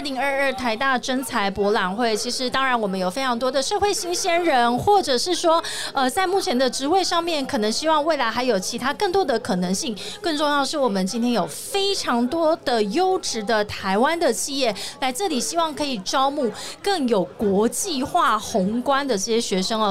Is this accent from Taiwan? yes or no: yes; Tainan, Taiwan; moved away; 我是台南人